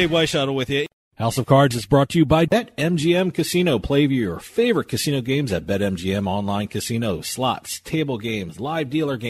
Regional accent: New York area, New Jersey, United States; when I was growing up in New Jersey, New York area

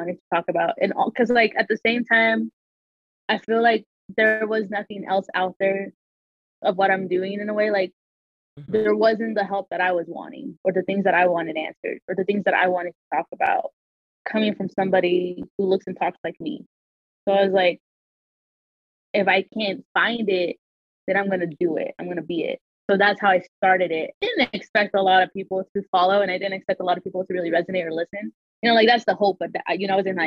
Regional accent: Salt Lake City, Utah, United States; But I was born and raised in Utah. Born and raised in Salt Lake City

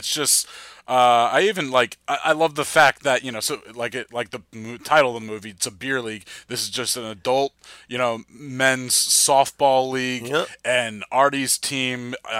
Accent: New Jersey, United States; I'm from New Jersey.

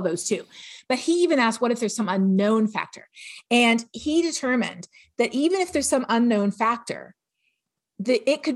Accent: Toronto, Ontario, Canada; moved away; where I grew up in Toronto

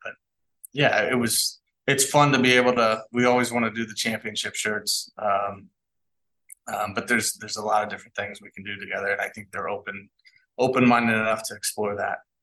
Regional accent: Kansas City, United States; I'm from Kansas City

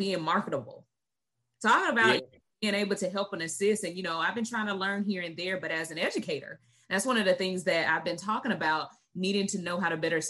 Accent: the South, United States; I'm from the South too

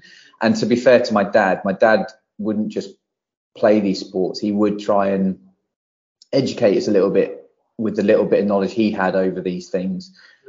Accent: Barrow-in-Furness, North West England, United Kingdom; born there; also born or lived in Poole; So I was born in Barrow Furness, which is where my dad's side of the family all still live and from, and that's where my love for my football team comes from. And we bounced around until I was nearly 10.

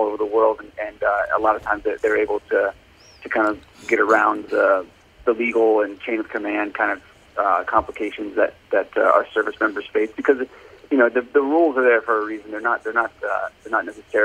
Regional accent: suburbs of Washington, D.C. in Virginia, United States; I'm originally from the Washington, D.C. area. I grew up in the suburbs of D.C. in Virginia

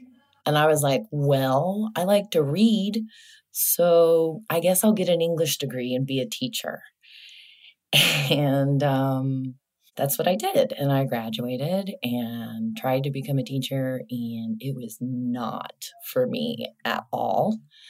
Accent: Midwest, United States; also born or lived in New York; now in Houston, United States; I grew up in the Midwest

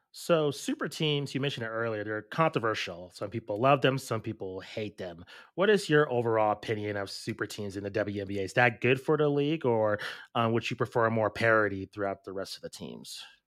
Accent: Albuquerque, New Mexico, United States; we grew up in Albuquerque, New Mexico

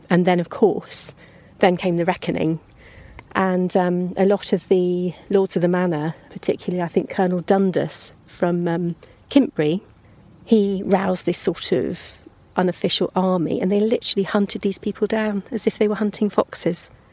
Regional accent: Pangbourne, South East England, United Kingdom; also born or lived in Greenham; I did some of my growing up in Pangbourne, um, beside the River Pang

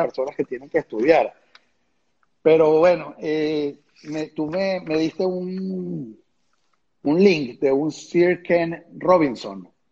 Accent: Venezuela; moved away as an adult; hasta el día que me fui de Venezuela

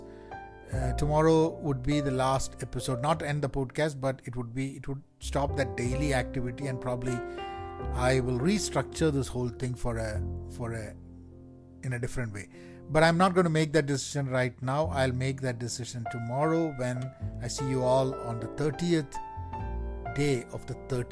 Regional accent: Kozhikode, Kerala, India; accent: Kerala Calicut colloquial Malayalam; first language Malayalam; English is a second language; Malayalam being my first language, though I have learned English and spoken English even as a kid, I feel more comfortable at home when I speak Malayalam, not even Malayalam, but Malayalam in that typical Kerala, you know, Calicut colloquial language or the accent.

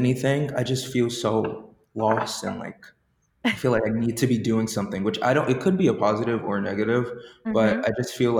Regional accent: Long Island, New York, United States; I'm from Long Island

